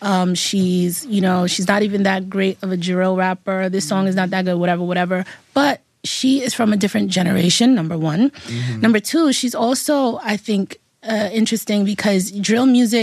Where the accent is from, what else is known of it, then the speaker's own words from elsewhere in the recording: New York City, New York, United States; I'm from the Bronx. I grew up with girls like …